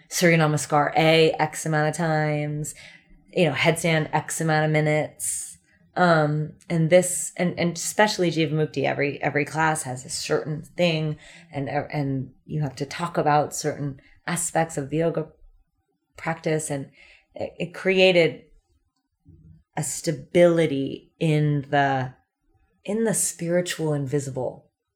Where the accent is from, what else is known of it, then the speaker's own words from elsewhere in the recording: California, United States; moved away as an adult; also born or lived in New York City; growing up in California, I always had the ocean.